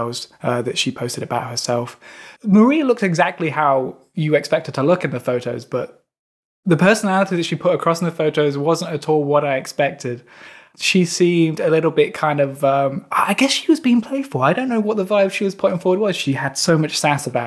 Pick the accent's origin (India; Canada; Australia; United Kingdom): United Kingdom; Derby, East Midlands; now in Manchester, United Kingdom; I live in Manchester at the moment, but I'm originally from Derby.